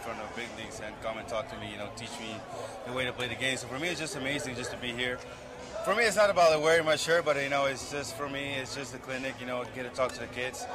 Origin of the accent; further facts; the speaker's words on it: Curaçao; also born or lived in Amsterdam, Netherlands; I was born there, so I lived there for five, six years, and then I moved to Curacao